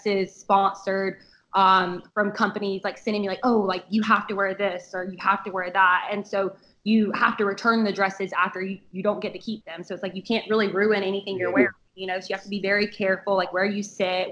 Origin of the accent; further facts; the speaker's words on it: the South, United States; I'm from the South